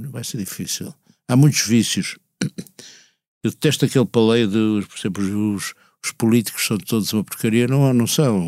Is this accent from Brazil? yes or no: no; Porto, Norte, Portugal; moved away as an adult; now in Lisbon, Portugal; vivi até aos 20 anos no Porto e quando vou lá inclusive começa a recuperar certa uma música, não é bem sotaque